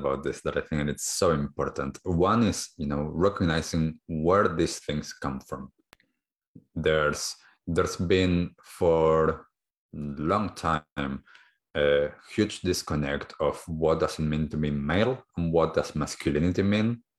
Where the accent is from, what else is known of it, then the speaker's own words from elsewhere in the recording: Argentina; now in New Zealand; I grew up in Argentina